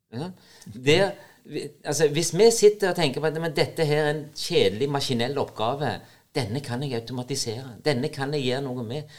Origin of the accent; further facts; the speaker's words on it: Norway; Selv om det er et amerikansk selskap som betaler lønna mi, så er jeg nordmann.